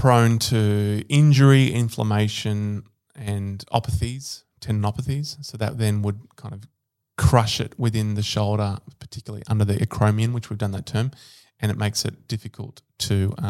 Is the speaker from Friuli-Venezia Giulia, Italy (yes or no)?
no; Rome, Lazio, Italy; born there; Yeah, I was born in Rome.